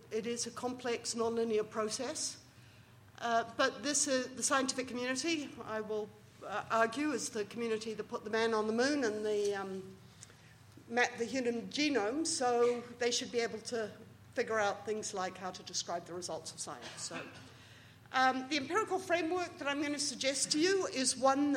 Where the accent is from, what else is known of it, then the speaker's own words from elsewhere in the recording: New Zealand; moved away; As a Kiwi